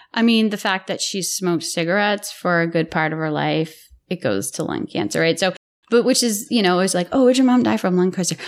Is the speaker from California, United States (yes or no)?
no; Lowell, Massachusetts, United States; also born or lived in Billerica, Massachusetts; So I hail from Billerica, Massachusetts until I was eleven. And then my father, against his brother-in-law's wishes, moved my family to Lowell